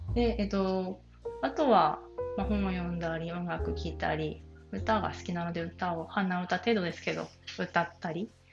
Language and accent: Japanese; Kanto plain, Japan; 関東の平野で平凡なあの埼玉と鹿児島の人のハーフとして生まれで愛されて長女として育ち